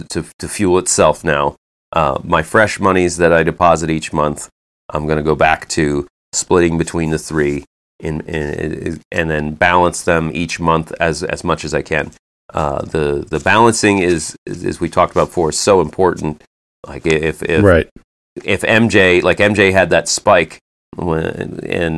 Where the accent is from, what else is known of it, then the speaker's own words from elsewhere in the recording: United States; I'm an American